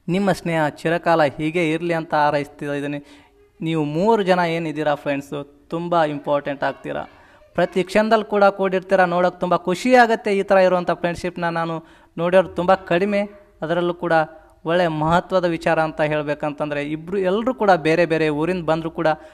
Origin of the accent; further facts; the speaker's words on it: Siddapur, Karnataka, India; ನಮ್ಮ ಊರು ಯಾವುದು ಅಂತಂದ್ರೆ ಜಮಖಂಡಿ ತಾಲೂಕು ಸಿದ್ದಾಪುರ ಅನ್ನೋ ಒಂದು ಚಿಕ್ಕ ಹಳ್ಳಿ ನಮ್ಮದು